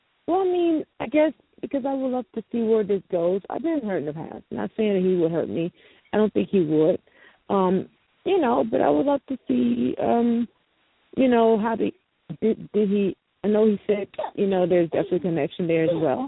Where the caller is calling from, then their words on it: Louisiana, United States; I'm calling from Louisiana.